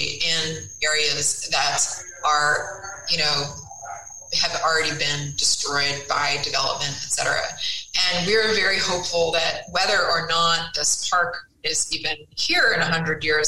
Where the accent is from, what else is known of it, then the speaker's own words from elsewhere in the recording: Connecticut, United States; moved away; I grew up in Connecticut. I grew up in the woods and really took that stuff for granted.